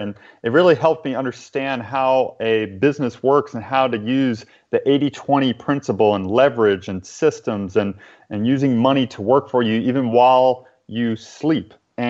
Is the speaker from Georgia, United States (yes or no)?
no; New Orleans, Louisiana, United States; where I'm originally from New Orleans, Louisiana. Mm-hmm. And even though I don't have the Southern accent right now, it's because I've lived in so many other places after that time.